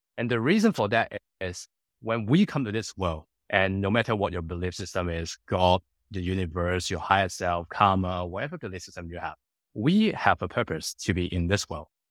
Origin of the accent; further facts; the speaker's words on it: Hong Kong; moved away as an adult; also born or lived in United Kingdom / Singapore / Sydney, Australia; I born and grew up in Hong Kong for the first nineteen years of my life